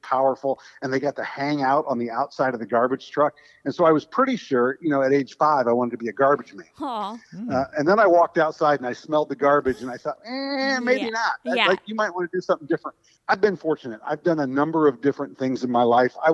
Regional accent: Indianapolis, Indiana, United States; moved away as an adult; also born or lived in Michigan; now in Sarasota, United States; I grew up in Indianapolis

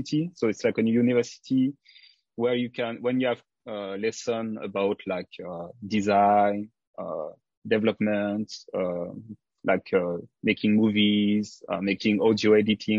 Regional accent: south of France, France; accent: French; English is a second language; moved away as an adult; also born or lived in Africa / Martinique / Paris, France; now in Osaka, Japan; I moved to France from 6 years old, and I spent most of my time in the south of France in a very small village.

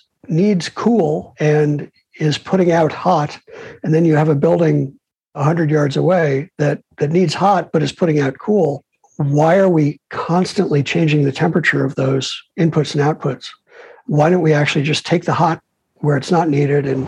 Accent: Chicago, Illinois, United States; also born or lived in New York; now in California, United States; I'm a kid from Chicago who lived in New York forever

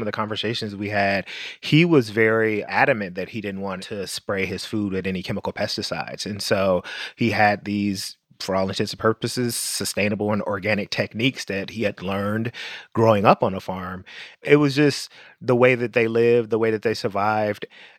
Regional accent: Memphis, Tennessee, United States; moved away; also born or lived in New York City; Growing up in Memphis, Tennessee, with family who had roots in rural Mississippi and Tennessee and Arkansas

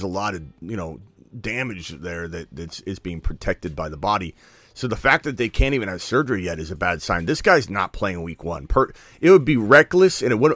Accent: Arizona, United States; in Arizona, in my home state

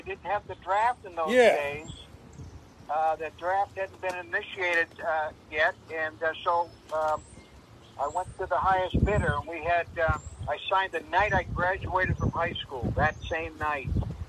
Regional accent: Boston, Massachusetts, United States; now in Tamworth, United States; I was born and raised in Boston

